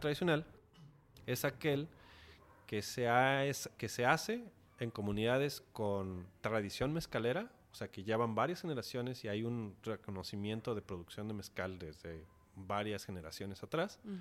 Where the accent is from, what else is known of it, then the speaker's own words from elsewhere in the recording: Mexico; uno como mexicano